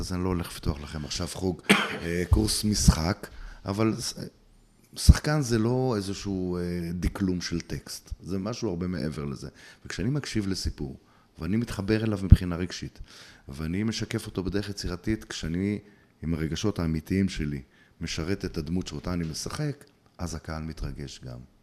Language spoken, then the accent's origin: Hebrew; Bnei Brak, Tel Aviv District, Israel; moved away as an adult; also born or lived in Ateret; נולדתי בבני ברק, אה, גדלתי בבני ברק יותר נכון